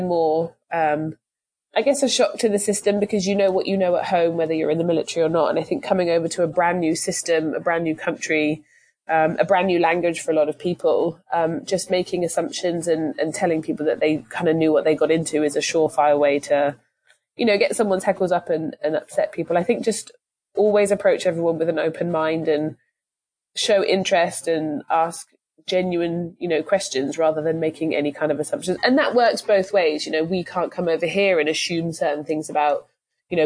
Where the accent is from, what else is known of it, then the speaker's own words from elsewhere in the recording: England, United Kingdom; moved away as an adult; now in United States; I'm from England